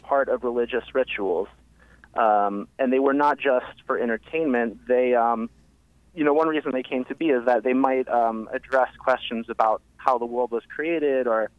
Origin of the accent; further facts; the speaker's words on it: San Francisco Bay Area, California, United States; moved away as an adult; also born or lived in Philadelphia; now in Baltimore, United States; I grew up in the San Francisco Bay Area